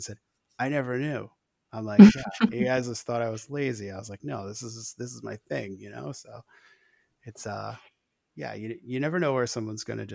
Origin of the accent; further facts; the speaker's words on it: Newport, Rhode Island, United States; I grew up in Rhode Island